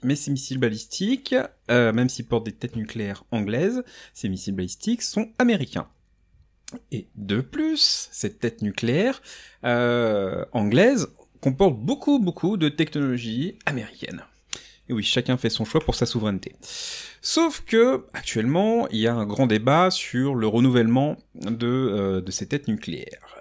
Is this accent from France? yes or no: yes; France; en tant que Français, ça me fait jubiler